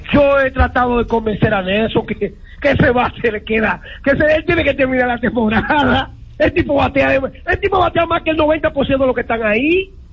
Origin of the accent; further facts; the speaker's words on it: Dominican Republic; como dominicano